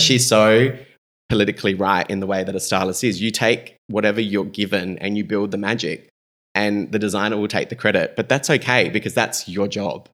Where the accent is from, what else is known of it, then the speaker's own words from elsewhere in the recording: Adelaide, South Australia, Australia; also born or lived in Melbourne; we're just kids from Adelaide